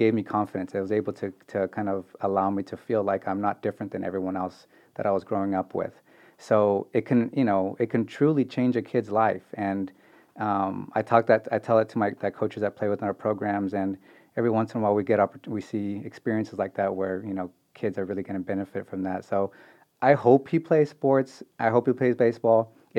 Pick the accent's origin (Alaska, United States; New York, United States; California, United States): California, United States; Bay Area; moved away; I am from the Bay Area